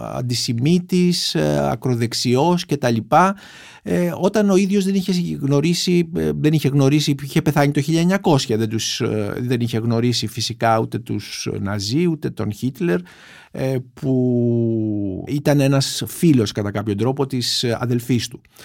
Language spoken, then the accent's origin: Greek; Greece; σαν Έλληνες